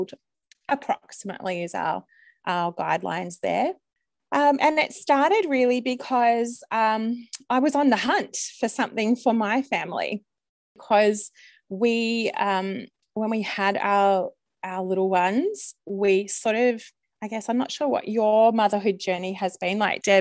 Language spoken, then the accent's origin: English; Melbourne, Victoria, Australia; I am from Melbourne in Australia.